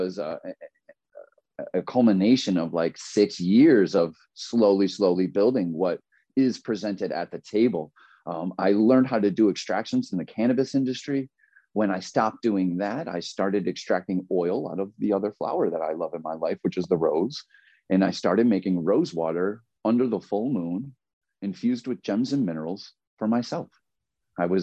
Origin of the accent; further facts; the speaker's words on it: Grand Island, New York, United States; moved away as an adult; also born or lived in Myrtle Beach, South Carolina; I grew up in Buffalo, New York. Well, really Grand Island, but it's right in between Buffalo and Niagara Falls in Western New York